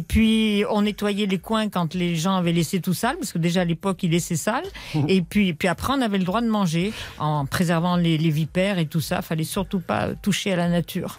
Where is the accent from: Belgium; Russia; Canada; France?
France; Grenoble, Auvergne-Rhône-Alpes; also born or lived in Paris / Savoie / Haute-Savoie; j'ai oh. vécu dans le Dauphiné et en Savoie